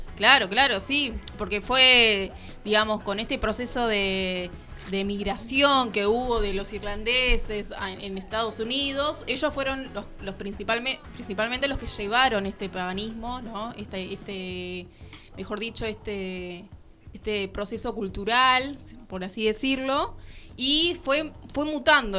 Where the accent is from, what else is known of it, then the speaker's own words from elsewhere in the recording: Argentina; como argentinos